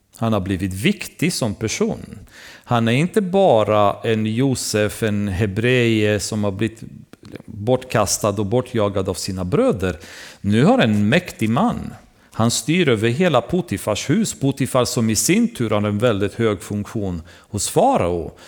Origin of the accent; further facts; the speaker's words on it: Romania; moved away; Jag själv hade vuxit upp i början i mitt liv när jag var yngre Därför att i Rumänien